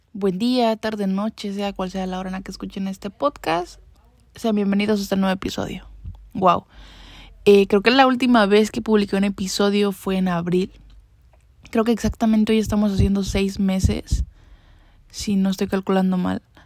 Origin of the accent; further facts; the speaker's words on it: Mexico; moved away as an adult; ahorita ya no me encuentro ni siquiera en mi país natal